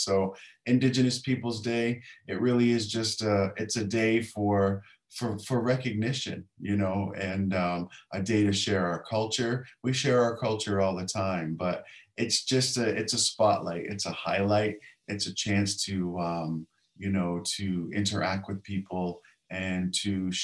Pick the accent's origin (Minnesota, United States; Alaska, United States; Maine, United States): Maine, United States; Indian Island; I'm Penobscot from Indian Island, Maine